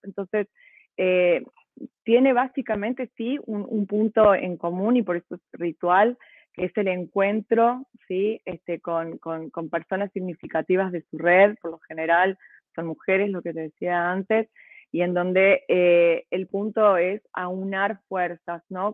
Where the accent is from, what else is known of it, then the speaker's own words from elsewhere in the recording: Córdoba, Argentina; yo soy cordobesa, mi abuela cordobesa de las sierras